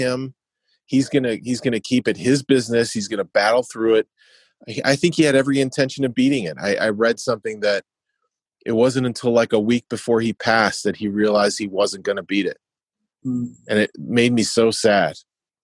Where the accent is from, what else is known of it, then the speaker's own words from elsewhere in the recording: Wisconsin, United States; moved away; also born or lived in New York; I'm from Wisconsin and I grew up in the Midwest drinking beer